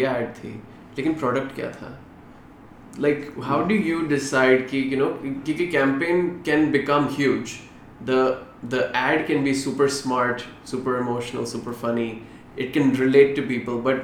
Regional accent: Delhi, India; moved away; also born or lived in United States; I grew up in India, in Delhi mostly, and then I lived in the US for a little while.

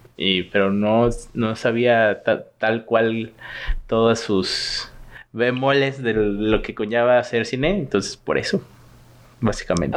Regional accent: Guadalajara, Jalisco, Mexico; moved away as an adult; also born or lived in Mexico City; now in Toronto, Canada; soy de Guadalajara

